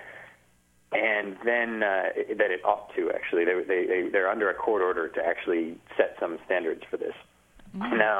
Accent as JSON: {"language": "English", "town": "Kalamazoo", "region": "Michigan", "country": "United States", "tie": "born or raised there", "said": "growing up in Kalamazoo, Michigan for basically my whole life"}